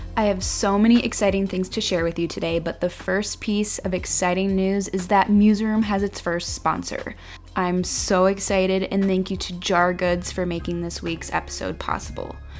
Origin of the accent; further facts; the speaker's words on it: near Akron, Ohio, United States; I'm actually from a town a little bit outside of Akron, Ohio, and that's where I've lived my whole life until now